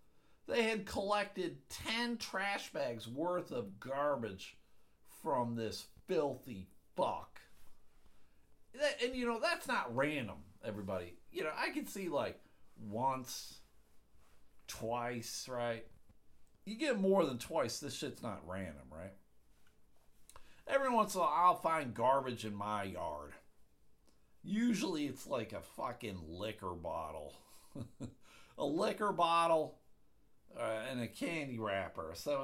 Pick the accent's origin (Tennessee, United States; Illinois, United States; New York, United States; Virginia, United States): New York, United States; Buffalo; moved away; Back in Buffalo, that's where I grew up, everybody, for the new listeners. I grew up in the Buffalo, New York area.